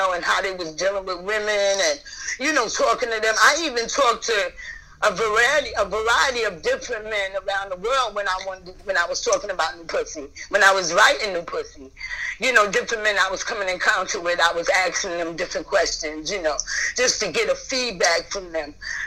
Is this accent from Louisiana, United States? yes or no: no; New York, United States; now in Atlanta, United States; I'm really from New York